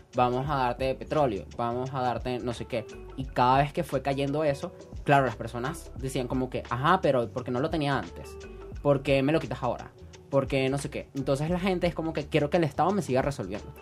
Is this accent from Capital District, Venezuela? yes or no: yes; Caracas, Capital District, Venezuela; Yo soy un caraqueño sin cultura